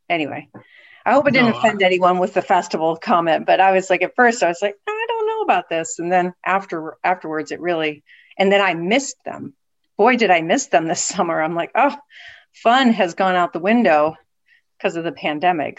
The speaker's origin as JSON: {"language": "English", "region": "West Virginia", "country": "United States", "also_born_or_lived": "Southeast Michigan", "moved": "as an adult", "lives_now": "Erie, United States", "said": "originally from West Virginia, where I, I received my undergraduate degree"}